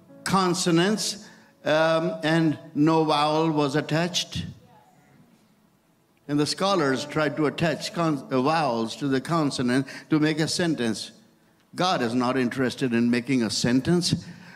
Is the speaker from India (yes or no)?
yes; India; English is a second language; And I was so new from India.